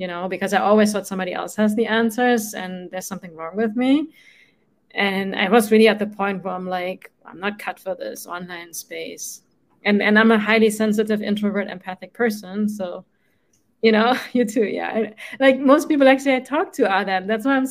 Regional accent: Germany; moved away as an adult; now in United States; I grew up in Germany, right? And in Germany, we have at least where I grew up, like on the countryside

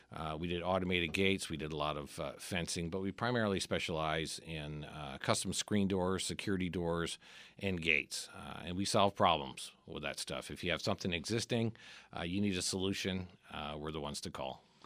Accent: Midwest, United States; now in Arizona, United States; I grew up in the Midwest

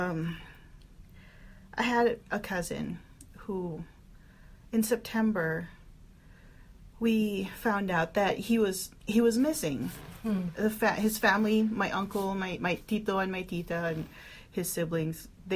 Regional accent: Philippines; now in United States; we're all from the Philippines. I moved to the States in 2004

